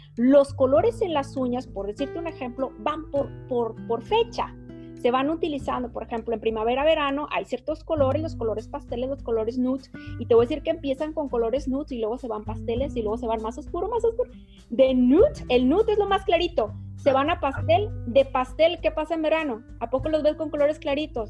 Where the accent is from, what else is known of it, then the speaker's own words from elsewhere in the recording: Mexico; como buena mexicana que soy